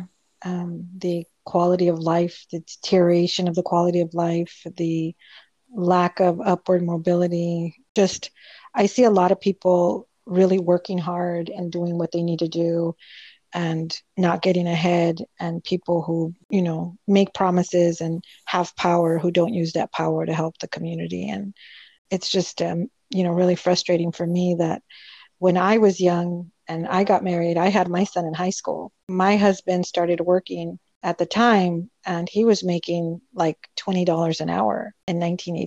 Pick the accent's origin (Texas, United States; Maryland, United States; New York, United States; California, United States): California, United States; Lynwood; I'm from Linwood